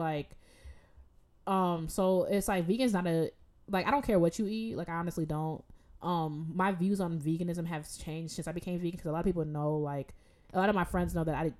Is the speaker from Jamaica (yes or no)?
yes; Jamaica; Because I'm like Jamaican. Like, I've watched my aunt slaughter chickens, her own chickens.